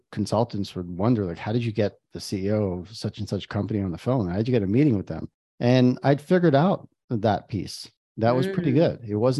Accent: New York, United States; now in Israel; I am in Israel and I've been here for many years. I grew up in New York. That's a small town on the East Coast.

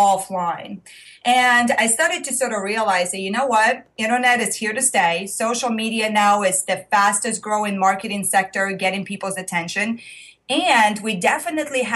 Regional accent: Russia; moved away; If you are hearing the accent, I am originally from Russia.

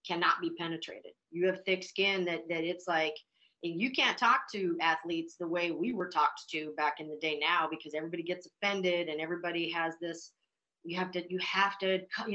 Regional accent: Billings, Montana, United States; also born or lived in Butte, Montana / Anaconda, Montana / Missoula, Montana; I was born in a mining town called Butte, which is 20 miles from Anaconda. I grew up in Anaconda through just like the first or second grade. My parents had divorced, and then I moved to Billings, Montana

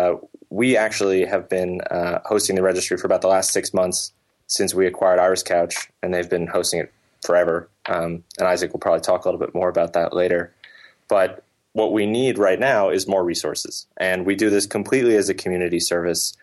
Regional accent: New York, United States; I'm from New York

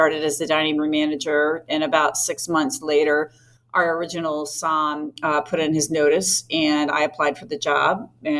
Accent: Florida, United States; also born or lived in Northern Indiana; I was actually born in Northern Indiana. I'm a Hoosier. Mm-hmm. My family moved here in the 70s. So I'm a Floridian, actually. I've been here most of my life.

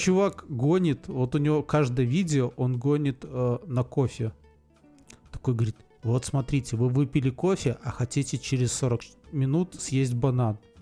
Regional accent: Belarus; Мы, белорусы, единственные носители старолитовского

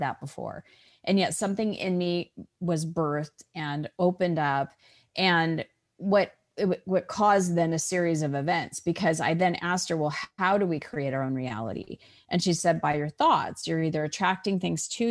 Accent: Scottsdale, Arizona, United States; I was born and raised in Scottsdale, Arizona

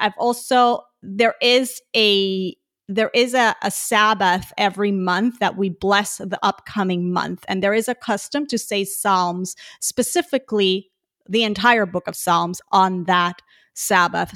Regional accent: Puerto Rico; now in Houston, United States; I'm originally from Puerto Rico

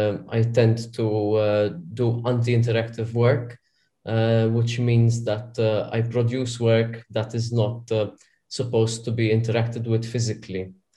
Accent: Malta; I'm from Malta, yes.

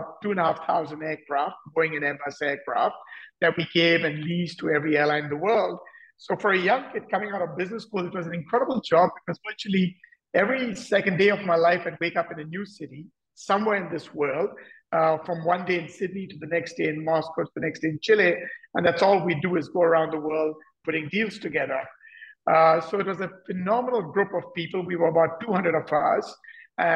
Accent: India; moved away as an adult; also born or lived in Delhi / London / France / United States; I grew up in India

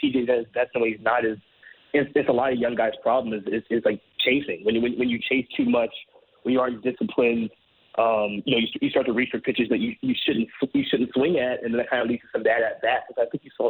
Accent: Baltimore, Maryland, United States; I'm originally from Baltimore

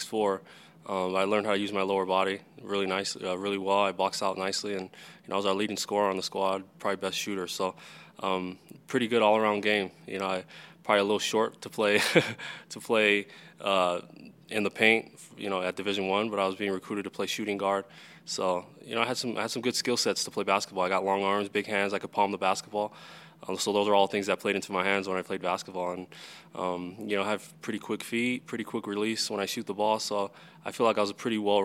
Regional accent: Salt Lake City, Utah, United States; I'm born and raised in Salt Lake City, Utah

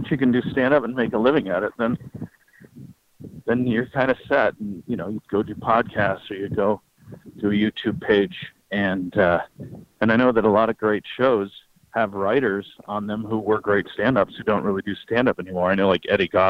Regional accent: California, United States; also born or lived in Toledo; Yeah, I was born in Toledo, Ohio, and then my dad took a job transfer out to Orange County, California.

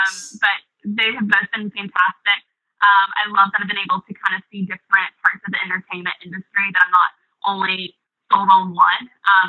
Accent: the South, United States; now in New York, United States; Growing up in the South, we do kind of stereotype on New York and Northerners.

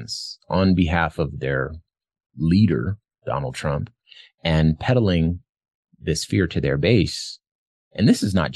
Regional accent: Arizona, United States; my home state of Arizona

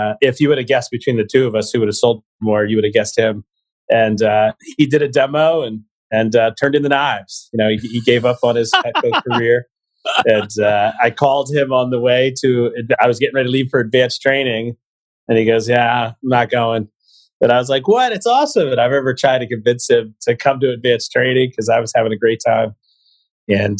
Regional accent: Eastern Pennsylvania, United States; I am from Eastern Pennsylvania, so I applied in the Vector office run by John Kane

